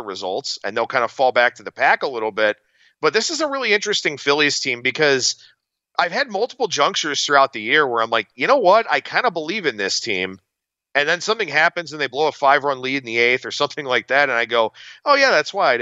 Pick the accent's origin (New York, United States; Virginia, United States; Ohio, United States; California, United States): Ohio, United States; It is my home state. My alma mater, go Zips